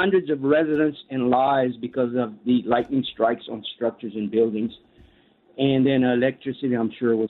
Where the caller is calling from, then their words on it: Wellington, Kansas, United States; I'm calling from Wellington.